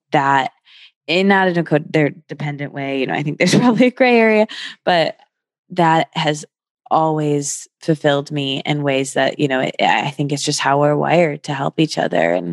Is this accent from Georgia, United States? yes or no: yes; Atlanta, Georgia, United States; i grew up in atlanta